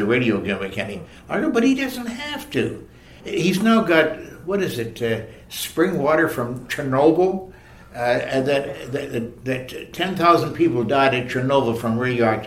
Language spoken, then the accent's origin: English; Toronto, Ontario, Canada; born or raised there